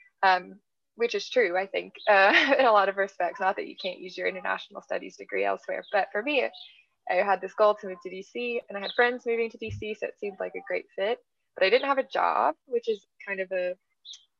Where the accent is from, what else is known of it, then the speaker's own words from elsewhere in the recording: Tennessee, United States; moved away; I'm from Tennessee. I'm from the South